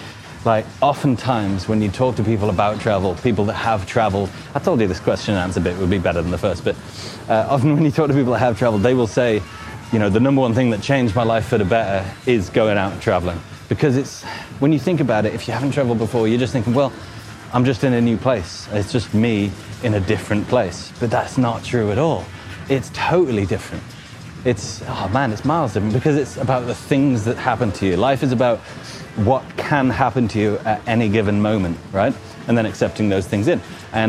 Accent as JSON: {"language": "English", "region": "Midlands", "country": "United Kingdom", "tie": "born or raised there", "also_born_or_lived": "Nottingham", "said": "Growing up in the Midlands, yeah, Midlands represent. Going to uni in Nottingham represent. Then escaping for a working holiday in Australia."}